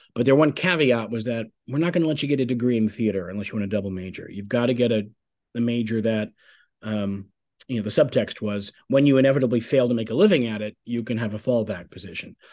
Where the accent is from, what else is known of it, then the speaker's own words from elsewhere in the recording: Bay Shore, New York, United States; also born or lived in Huntington, New York; I was born in um, Bayshore, Long Island, New York